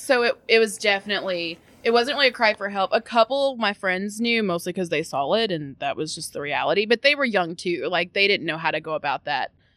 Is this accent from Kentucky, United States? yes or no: yes; Louisville, Kentucky, United States; I was born in the South End, went to school in the South End for elementary school.